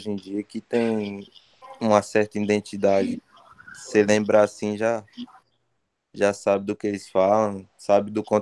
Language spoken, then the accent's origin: Portuguese; Bahia, Brazil; a gente é da Bahia